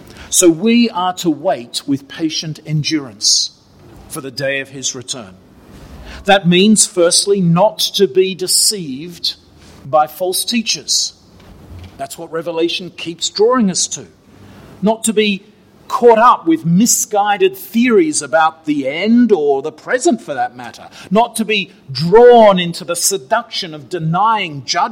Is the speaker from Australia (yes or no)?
yes; Australia; moved away; Australia, my home country